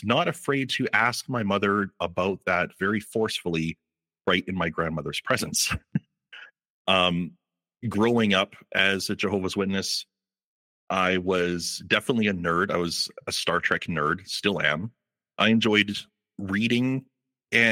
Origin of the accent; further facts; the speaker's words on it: Calgary, Alberta, Canada; I was born and raised in Calgary, Alberta